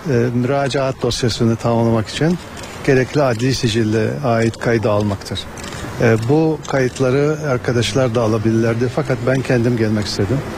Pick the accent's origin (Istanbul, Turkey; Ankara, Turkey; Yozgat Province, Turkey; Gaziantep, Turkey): Yozgat Province, Turkey; Ben Yozgatlıyım.